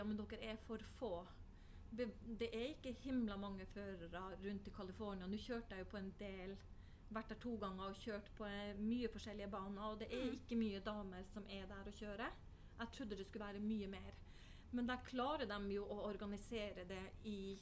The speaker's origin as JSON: {"language": "Norwegian", "region": "Finnmark", "country": "Norway", "said": "skal man ikke kalle meg nordlending, for jeg er jo fra Finnmark"}